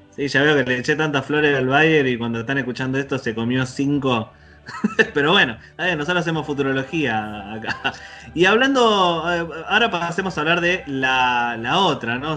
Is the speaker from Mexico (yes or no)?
no; Argentina; nosotros, como argentinos